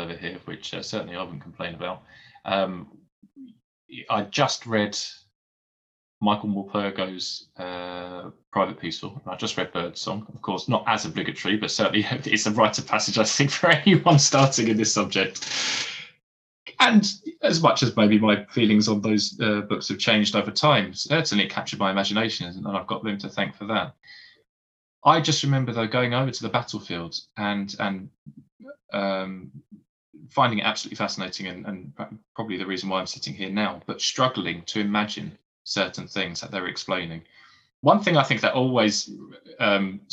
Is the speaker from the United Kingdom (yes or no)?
yes; Essex, East of England, United Kingdom; growing up in Essex